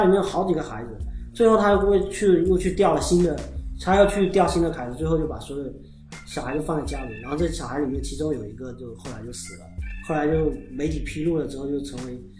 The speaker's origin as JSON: {"language": "Chinese", "country": "China", "said": "我们中国人"}